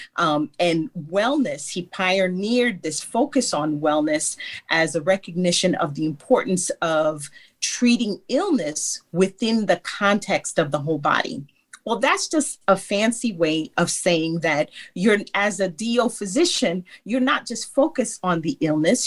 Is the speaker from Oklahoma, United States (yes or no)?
no; New York City, New York, United States; I grew born and raised in New York, Brooklyn, New York